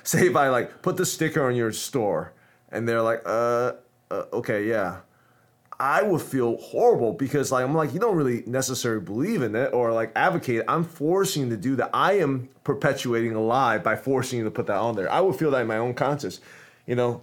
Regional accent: United States; I'm American

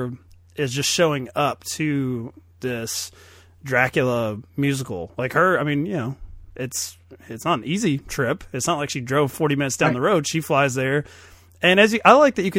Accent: Kentucky, United States; I'm from Kentucky

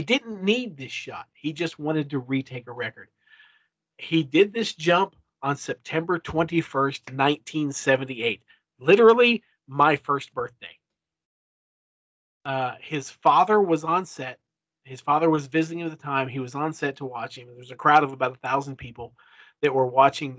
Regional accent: Kentucky, United States; also born or lived in Lexington, Kentucky; I was born and raised here in Kentucky. I live in Lexington, Kentucky now. I wasn't born in Lexington, but I live there now

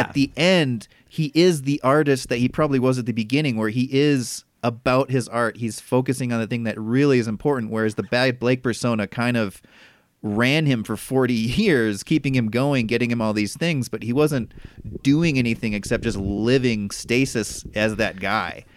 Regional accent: Midwest, United States; growing up in the Midwest

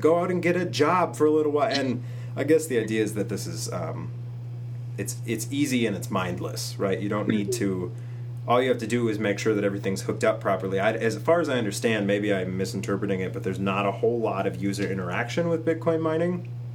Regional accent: Minnesota, United States; we're all from Minnesota, and we um, live in the area, in the region

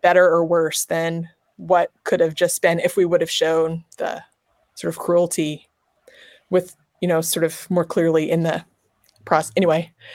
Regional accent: Nebraska, United States; moved away as an adult; now in Los Angeles, United States; I grew up in Nebraska

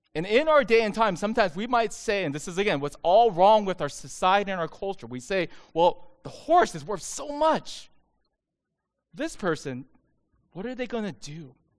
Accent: United States; I'm Asian American

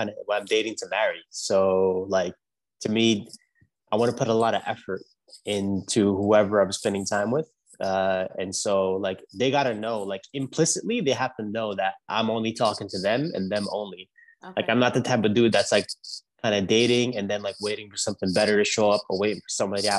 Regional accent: New York City, New York, United States; accent: New York; moved away as an adult; now in Los Angeles, United States; I grew up in Brooklyn.

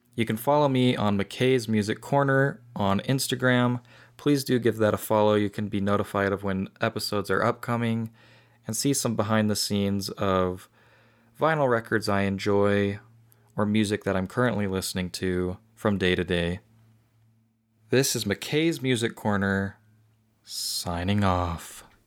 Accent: Utah, United States; my home state

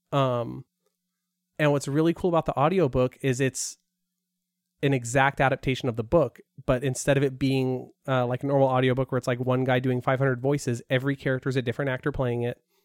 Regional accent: Porterville, California, United States; I grew up in an agricultural area in Porterville

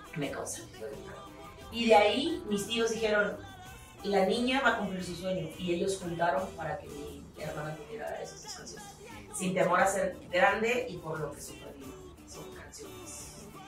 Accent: Tantoyuca, Veracruz, Mexico; soy de un lugar muy chiquito que se llama la cruz Es tierra ganadera

